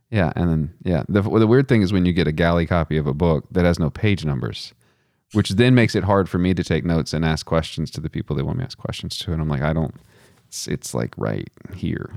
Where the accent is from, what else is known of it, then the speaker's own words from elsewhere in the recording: Texas, United States; I'm from Texas